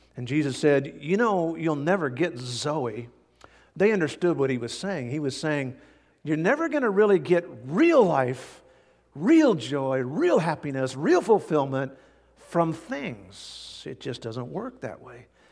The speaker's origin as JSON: {"language": "English", "country": "United States", "said": "as American Christians"}